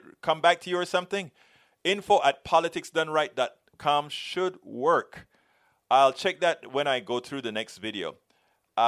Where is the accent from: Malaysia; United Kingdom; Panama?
Panama; we are from Panama